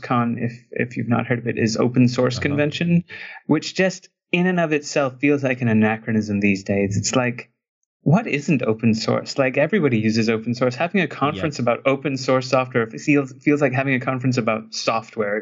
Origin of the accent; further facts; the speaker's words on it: Trinidad & Tobago; I grew up in Trinidad, which is, you know, it's an island in the Caribbean